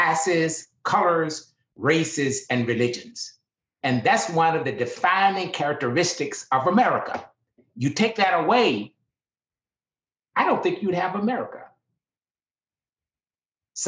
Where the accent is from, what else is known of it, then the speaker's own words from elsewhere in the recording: Deep South, United States; I grew up in the Deep South at the height of segregation